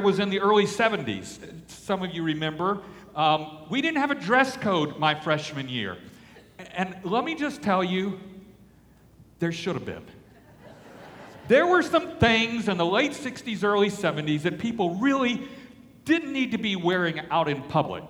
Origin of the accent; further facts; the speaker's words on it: Alexandria, Louisiana, United States; I grew up in Alexandria, Louisiana